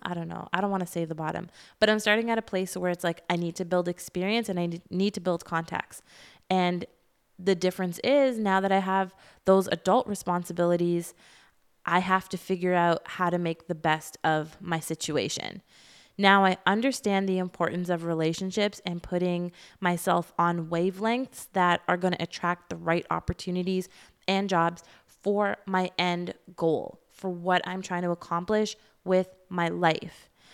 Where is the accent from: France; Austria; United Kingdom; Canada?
Canada; I'm Canadian